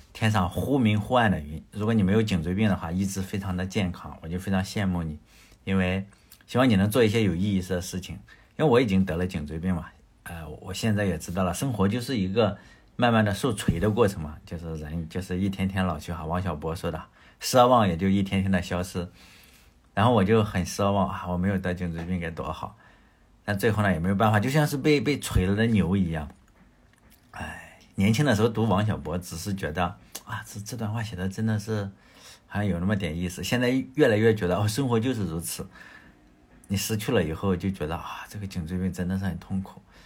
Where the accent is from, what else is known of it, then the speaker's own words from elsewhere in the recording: Shandong, China; moved away; 因为我是在农村嘛，农村你要知道啊，现在是有很多的家庭是有热水器了，但是以前我小时候的农村，呃，就是没有热水器，没有太阳能热水器，那时候要干农活嘛，啊，比如说大家吃的这个生姜，生姜大蒜啊，就是我老家是种这种东西的，就收姜的时候，就生姜要出来就收拾，从地里刨出来，然后大概是十一月份，就是 就是阳历的十一月份，其实阳历的十一月份在山东的话，你早，呃，很早起来去做农活的话，它就已经有霜了